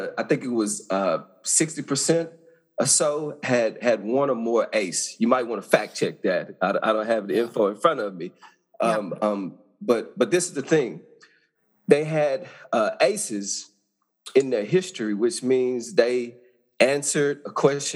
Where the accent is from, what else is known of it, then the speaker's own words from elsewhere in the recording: Arkansas, United States; I grew up in Arkansas, small town